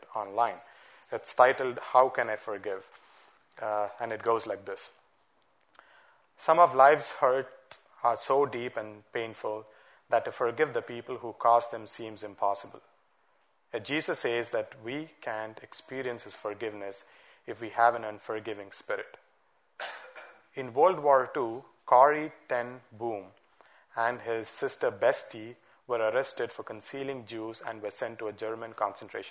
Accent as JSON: {"language": "English", "town": "Bangalore", "region": "Karnataka", "country": "India", "tie": "born or raised there", "said": "Growing up in Bangalore"}